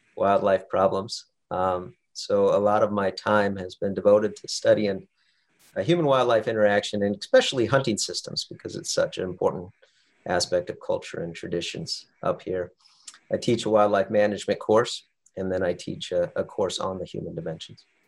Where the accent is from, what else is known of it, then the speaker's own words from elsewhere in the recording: Western South Dakota, United States; moved away as an adult; now in Alaska, United States; I grew up in Western South Dakota, hunting with my father, my older brother